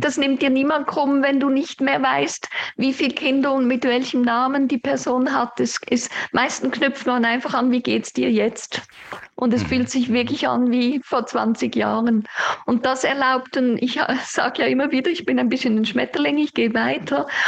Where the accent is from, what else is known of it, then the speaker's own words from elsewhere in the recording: Aesch, Basel-Landschaft, Switzerland; moved away as an adult; also born or lived in Olten; Ich bin in Asch bei Basel aufgewachsen oder eben noch ein paar sonstige Gemeinden